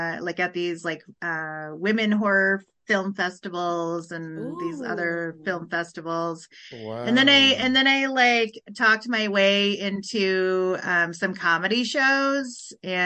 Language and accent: English; Huron, South Dakota, United States; I am from South Dakota. I'm from a town called Huron, South Dakota